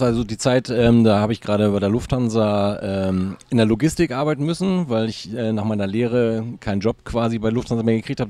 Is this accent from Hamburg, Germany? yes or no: yes; Hamburg, Germany; Ich bin ein waschechter Hamburger